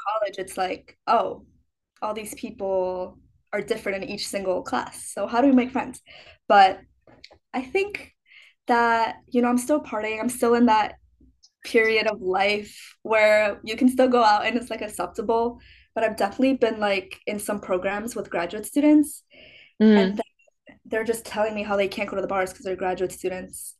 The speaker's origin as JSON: {"language": "English", "town": "Chicago", "region": "Illinois", "country": "United States", "moved": "yes", "said": "I'm from Chicago"}